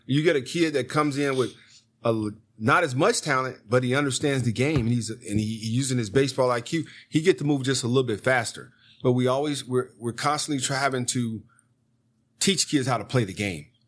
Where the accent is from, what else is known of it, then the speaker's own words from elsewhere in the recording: Gary, Indiana, United States; I'm from Gary